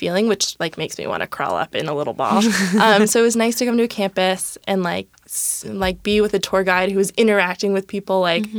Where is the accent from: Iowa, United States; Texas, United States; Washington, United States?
Washington, United States; Seattle; I grew up in Seattle.